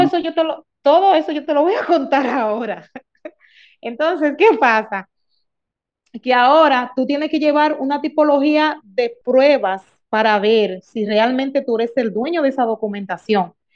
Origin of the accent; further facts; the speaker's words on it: Dominican Republic; soy nacida y criada de un batey